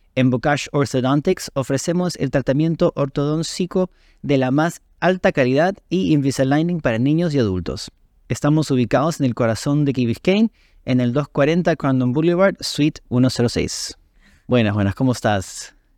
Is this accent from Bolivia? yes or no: no; Peru; siendo peruano